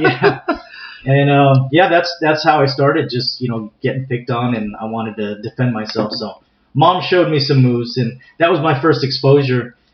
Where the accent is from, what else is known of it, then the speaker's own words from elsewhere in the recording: San Diego, California, United States; I'm native uh, to San Diego. I was uh, born and raised in San Diego. Actually, uh, grew up in a community uh, called Mira Mesa